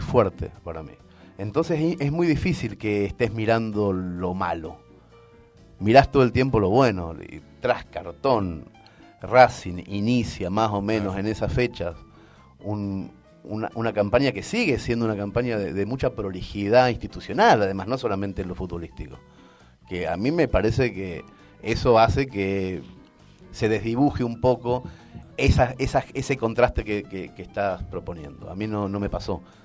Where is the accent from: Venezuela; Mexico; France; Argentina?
Argentina; moved away as an adult; also born or lived in Spain